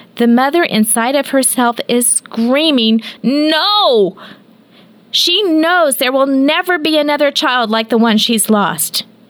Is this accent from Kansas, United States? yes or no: yes; Kansas, United States; we're from Kansas